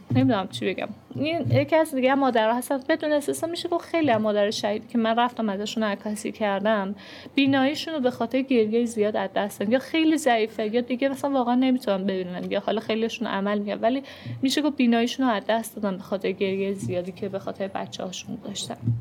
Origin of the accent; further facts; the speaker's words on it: Iran; ما چون ایرانیم